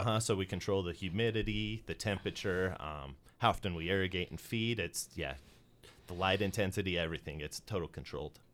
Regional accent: Utah, United States; moved away as an adult; also born or lived in Colorado; I'm originally from Utah

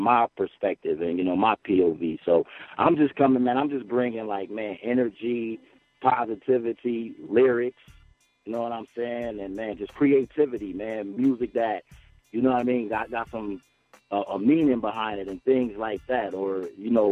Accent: Buffalo, New York, United States; I'm from Buffalo, New York

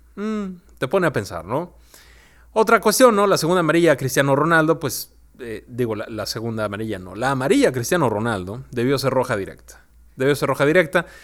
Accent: Mexico; nuestra esencia también como mexicanos

